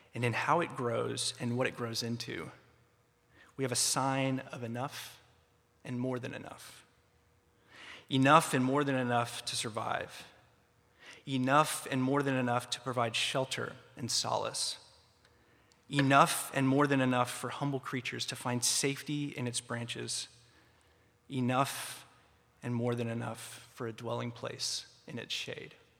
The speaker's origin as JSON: {"language": "English", "town": "Atlanta", "region": "Georgia", "country": "United States", "tie": "born or raised there", "moved": "as an adult", "lives_now": "Philadelphia, United States", "said": "I grew up in a suburb of Atlanta"}